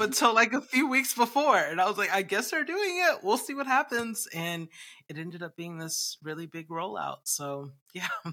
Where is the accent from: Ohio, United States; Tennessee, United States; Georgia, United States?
Georgia, United States; Atlanta; moved away; I just moved back to my home state of Atlanta, Georgia, in Georgia, U S A, where I live